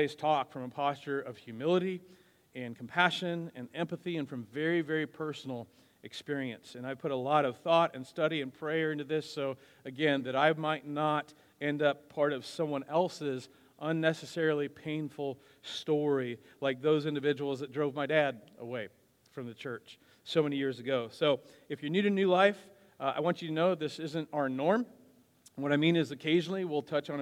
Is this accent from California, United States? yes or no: no; Wichita, Kansas, United States; also born or lived in Wisconsin; My parents divorced when I was 8, after which my dad and I moved from Wisconsin to Wichita. I was in the middle of the 4th grade